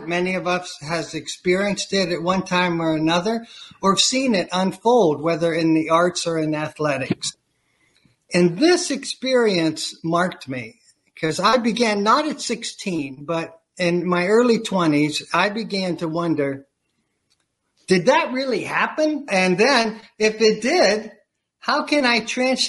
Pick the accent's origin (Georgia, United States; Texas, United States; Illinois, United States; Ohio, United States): Ohio, United States; Eastern; now in Chicago, United States; I grew up in Eastern Ohio in the foothills of Appalachia